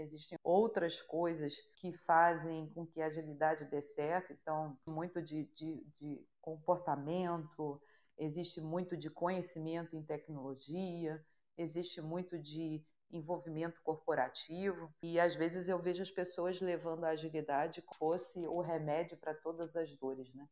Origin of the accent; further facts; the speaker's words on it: Rio de Janeiro, Brazil; sou carioca